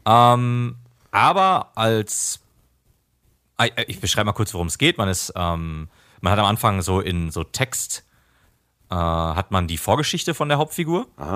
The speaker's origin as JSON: {"language": "German", "country": "Germany", "said": "bei uns in Deutschland"}